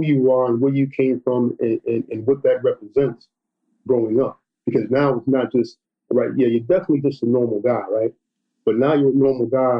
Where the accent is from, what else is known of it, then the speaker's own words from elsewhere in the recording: New York City, New York, United States; also born or lived in Syracuse, New York; now in Tampa, United States; I grew up in Brooklyn, in Crown Heights and Bed-Stuy